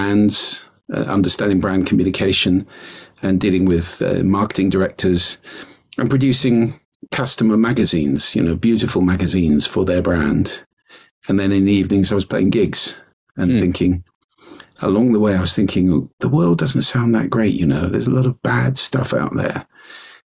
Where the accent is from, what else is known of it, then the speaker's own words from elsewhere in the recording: London, United Kingdom; moved away as an adult; now in Orkney, United Kingdom; I'm originally from London, but I've been coming up here since I was 16